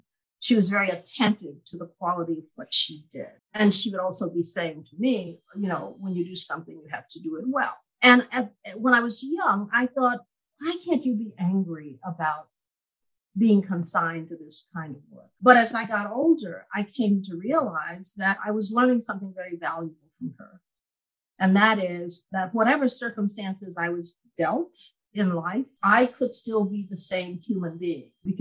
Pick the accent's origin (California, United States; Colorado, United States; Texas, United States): Texas, United States; East; I was born the youngest of 12 children to parents who were sharecroppers in East Texas.